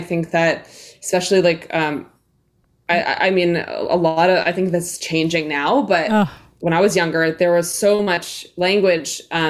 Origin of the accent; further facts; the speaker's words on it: New York City, New York, United States; I think that for me, like growing up in New York City, definitely like super separate from nature, and then having an indigenous heritage and roots